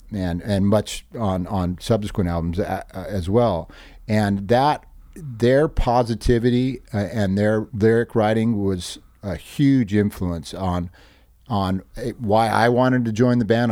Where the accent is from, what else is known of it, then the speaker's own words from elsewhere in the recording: Hermosa Beach, California, United States; We come from Hermosa